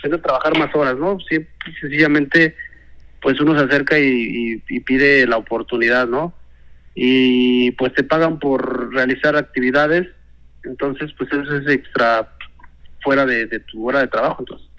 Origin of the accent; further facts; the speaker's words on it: State of Mexico, Mexico; yo nací en el Estado de México, en una comunidad, del campo lo traigo